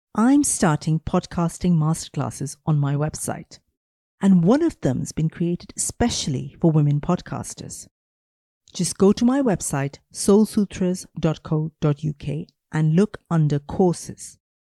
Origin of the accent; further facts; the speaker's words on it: Mumbai, Maharashtra, India; now in United Kingdom; I grew up in Mumbai, very poor family, very, very traditional family.